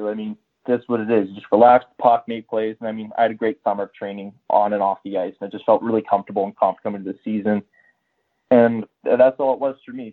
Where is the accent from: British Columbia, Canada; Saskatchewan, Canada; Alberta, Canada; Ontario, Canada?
Alberta, Canada; Whitecourt; also born or lived in Edmonton; I grew up in Whitecourt, and then I moved on to Edmonton